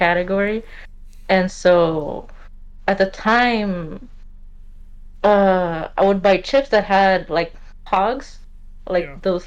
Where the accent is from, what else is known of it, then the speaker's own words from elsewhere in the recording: California, United States; also born or lived in Mexico; I was born here in California. Lived for a while, then went to Mexico around my younger teen years